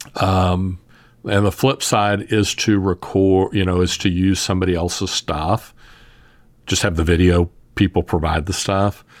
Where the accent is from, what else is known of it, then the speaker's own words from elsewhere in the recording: the South, United States; I'm from the South